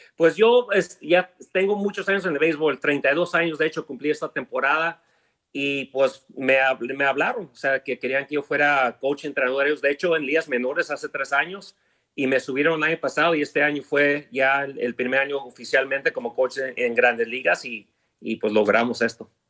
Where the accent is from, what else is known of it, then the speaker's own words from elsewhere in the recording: Los Angeles, California, United States; also born or lived in Chihuahua (parents); Yo nací en Los Ángeles, pero todos son Chihuahua